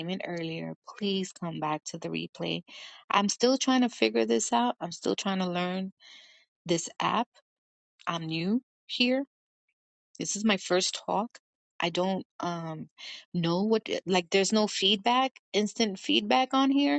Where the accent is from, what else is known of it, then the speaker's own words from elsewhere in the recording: New York City, New York, United States; I'm from New York City. We don't talk to anyone.